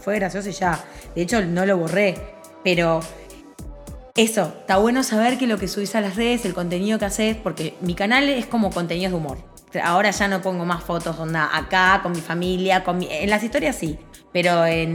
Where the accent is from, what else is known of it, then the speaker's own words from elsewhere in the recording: Montevideo, Uruguay; moved away as an adult; yo como uruguaya me fui de Uruguay porque me sentía siempre muy juzgada